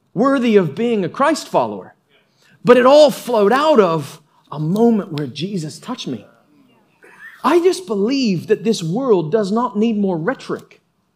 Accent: United States; I was born in America

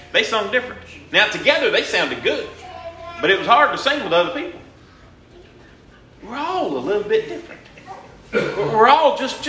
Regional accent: Louisiana, United States; I said, Louisiana

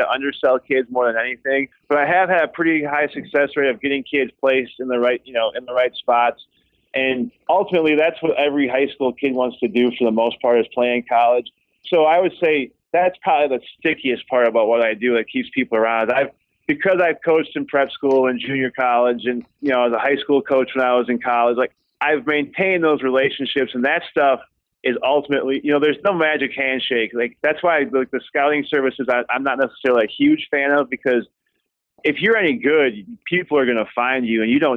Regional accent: Winona, Minnesota, United States; I grew up in Winona, Minnesota

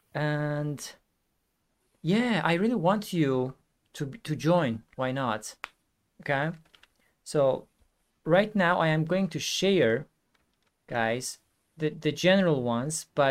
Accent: Iran; English is a second language; now in Istanbul, Turkey; I am originally from Iran, but I live in Istanbul, Turkey.

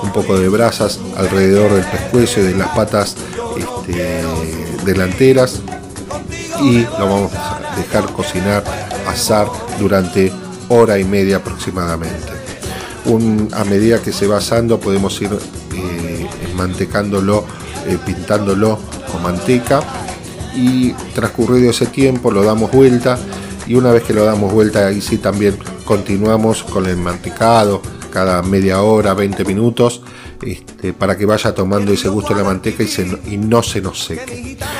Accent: Argentina; como argentinos

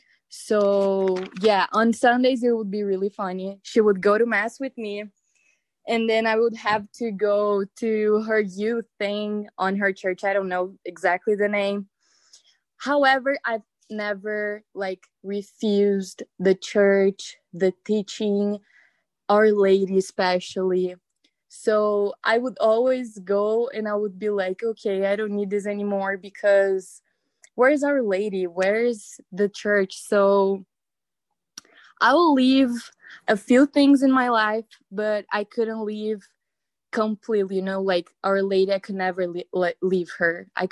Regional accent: Brazil; moved away; I moved out from a different country. Like, I was from Brazil. I moved cities

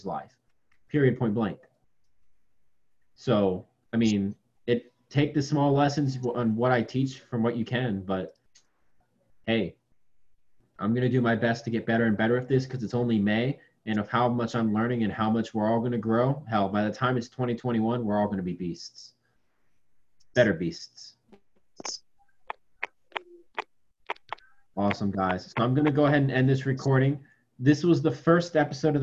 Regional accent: Virginia, United States; I'm from Virginia

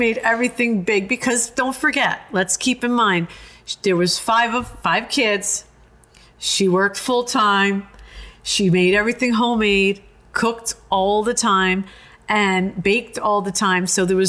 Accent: United States; Growing up in this country, I'm first generation American. You know, I'm Italian, but I'm American

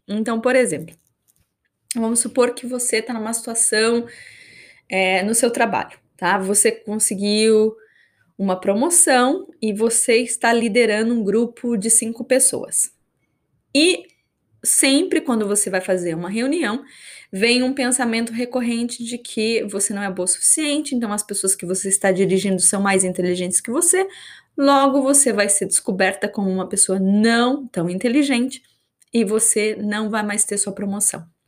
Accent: Brazil; first language Portuguese; moved away as an adult; also born or lived in New Zealand; now in Australia; eu moro fora do Brasil, fazem quase acho que 11 anos

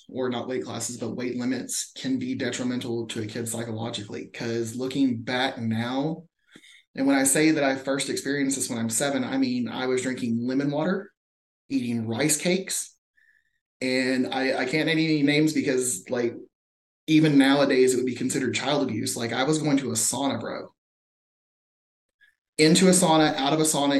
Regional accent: Mesquite, Texas, United States; growing up in Texas

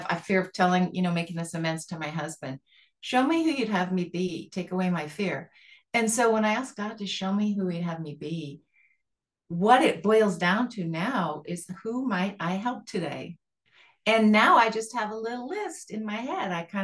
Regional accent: Montana, United States; I'm from Montana

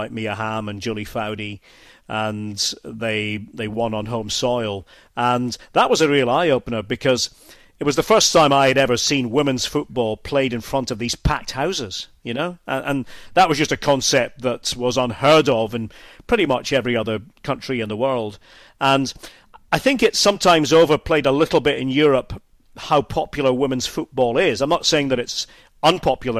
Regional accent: Scotland, United Kingdom; moved away as an adult; now in Germany; as a Scot

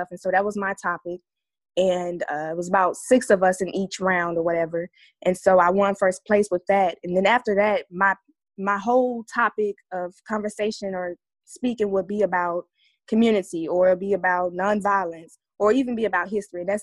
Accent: Atlanta, Georgia, United States; Atlanta, Georgia.

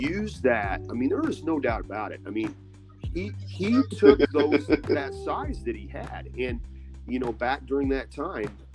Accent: Benton, Illinois, United States; growing up in Benton

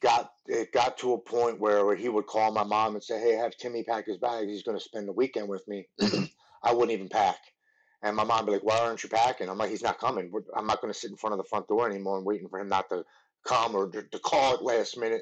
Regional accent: Baltimore, Maryland, United States; I grew up in Baltimore, Maryland. I've lived here my whole life.

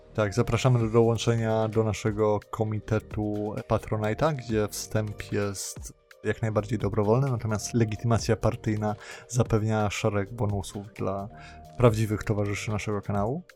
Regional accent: Poland; W Polsce się urodziłem

